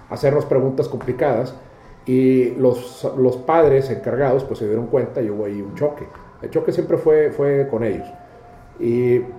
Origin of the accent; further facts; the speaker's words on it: Houston, Texas, United States; born there; Yo soy, yo, eh, tres de mis hermanos nacimos en Houston.